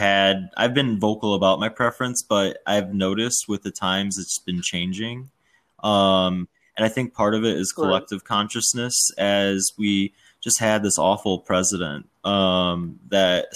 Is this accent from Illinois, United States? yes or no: yes; suburb outside of Chicago, Illinois, United States; also born or lived in Washington, D.C.; I was born in DC, but then, you know, grew up in a suburb outside of Chicago that was pretty white